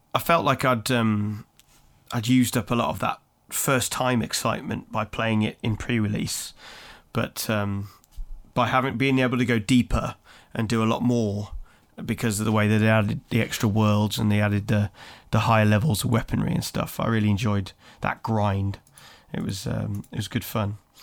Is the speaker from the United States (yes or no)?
no; Birmingham, West Midlands, United Kingdom; my hometown of Birmingham